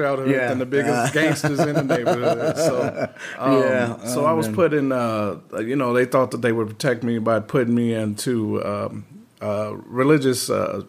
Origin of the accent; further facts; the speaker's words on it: Chicago, Illinois, United States; moved away as an adult; now in Las Vegas, United States; I grew up on the south side of Chicago, this area called 111th and Sangamon.